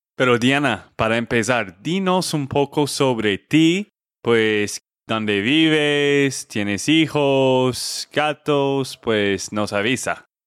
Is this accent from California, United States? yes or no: no; Texas, United States; de Texas, Estados Unidos